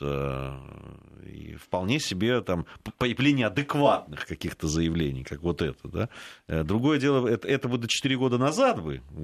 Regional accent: Russia; я сказал, что из России

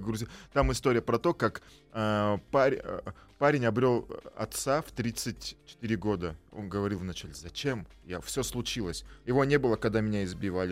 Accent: Tyrnyauz, Kabardino-Balkaria, Russia; moved away; also born or lived in Tbilisi, Georgia; Я города Тырнаус, Кабардино-Балкарии. Э, что в Кабардино-Балкарии. Я там родился, но каждое лето я был в, жил в, Тбили, в Тбилиси

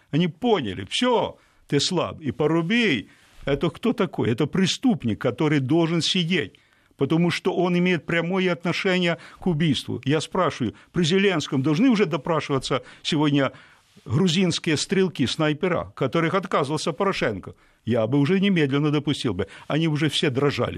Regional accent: Ukraine; я украинец, знаете, украинец, коренной такой украинец

